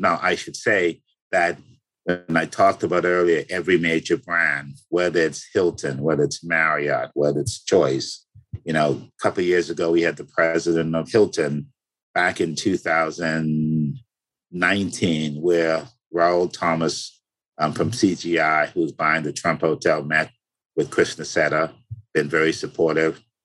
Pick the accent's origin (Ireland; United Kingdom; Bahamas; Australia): Bahamas; moved away; When I was a kid growing up in the Bahamas